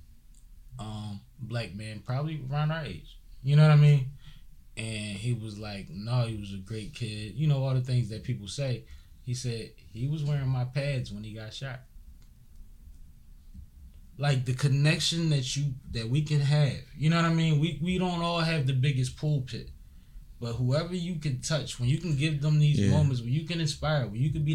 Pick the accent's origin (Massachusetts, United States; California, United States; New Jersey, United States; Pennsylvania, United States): Pennsylvania, United States; Philadelphia; I come from Philly.